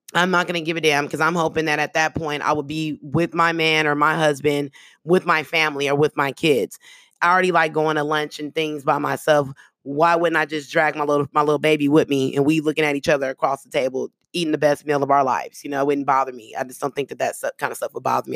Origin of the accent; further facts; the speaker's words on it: the Bay Area, California, United States; first language American Sign Language; English is a second language; I got partners that, that I grew up with in the Bay, um, out there in the town